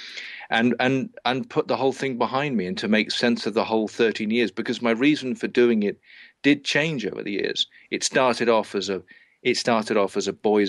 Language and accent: English; England, United Kingdom; moved away as an adult; I left England all those years ago